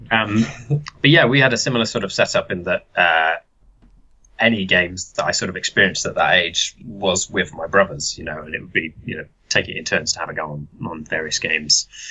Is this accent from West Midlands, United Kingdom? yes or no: yes; Telford, West Midlands, United Kingdom; I'm from Telford. Uh, I've always lived there